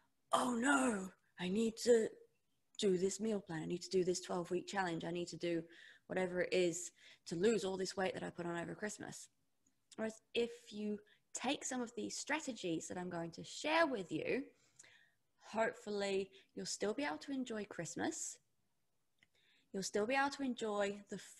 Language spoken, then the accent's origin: English; England, United Kingdom; now in New Zealand; I'm English. I live in New Zealand now, but growing up, it was always big, heavy meals